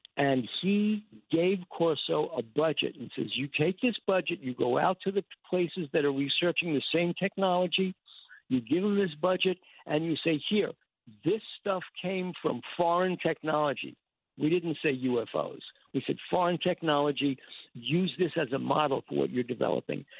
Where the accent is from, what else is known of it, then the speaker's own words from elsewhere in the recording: New York City, New York, United States; I'm from Forest Hills.